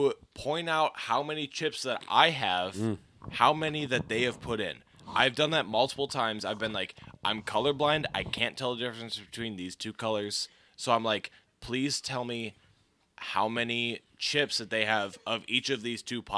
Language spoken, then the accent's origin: English; eastern Wisconsin, United States; that's where I grew up, the eastern side of Wisconsin.